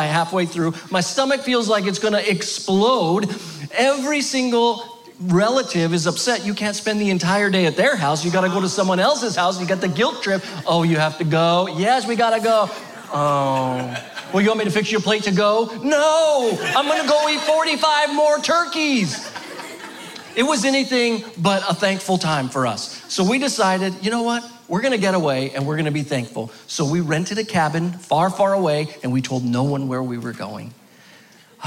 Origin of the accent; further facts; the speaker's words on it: Albuquerque, New Mexico, United States; moved away; we were born and raised in Albuquerque, so all our family still resides there